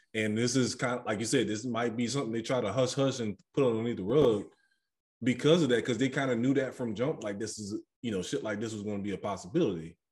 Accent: New Orleans, Louisiana, United States; growing up in New Orleans, I know we a different breed when it comes to liquor

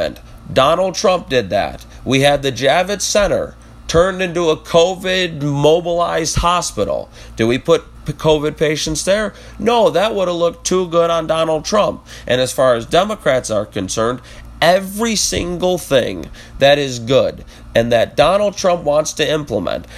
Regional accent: United States; we as Americans

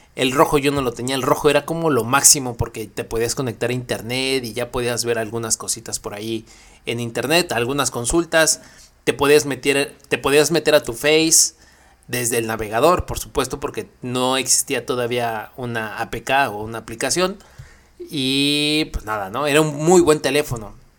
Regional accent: Mexico; siendo mexicano

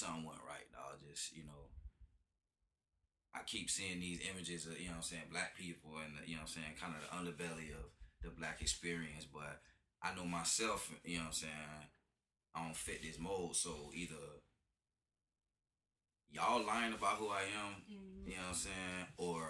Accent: Tampa, Florida, United States; Tampa native, man. Went to Cleveland Elementary, Adams Middle School, Chamberlain High School

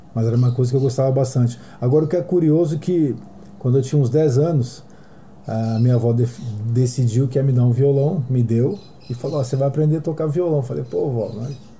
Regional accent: Santos, São Paulo, Brazil; eu sou de Santos

